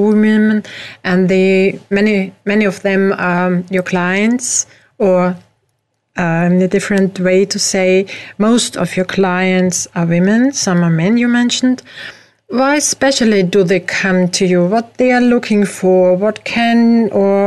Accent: Austria; I am not from the USA, I am from Europe, from Austria

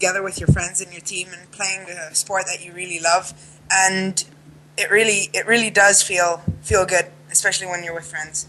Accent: Antwerp, Flanders, Belgium; now in Bahrain; from Antwerp, Belgium.

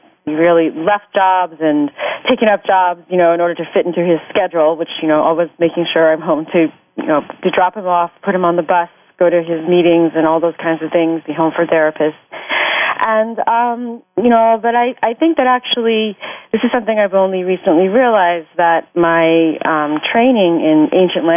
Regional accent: California, United States; now in New Jersey, United States; I'm originally from California, live in New Jersey now

